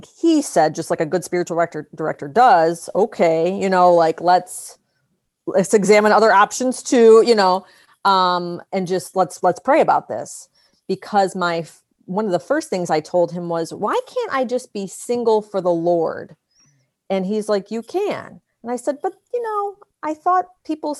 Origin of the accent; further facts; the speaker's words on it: Cleveland, Ohio, United States; moved away; Cleveland is always going to be my hometown.